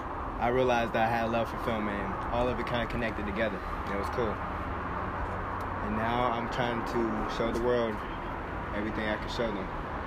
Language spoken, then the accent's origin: English; Raleigh, North Carolina, United States; Born and raised in Raleigh, North Carolina.